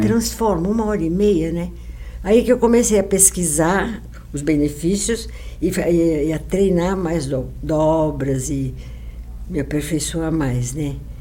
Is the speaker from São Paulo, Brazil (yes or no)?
yes; São Paulo, Brazil; also born or lived in Rio de Janeiro; Eu estudei na Caetano de Campos.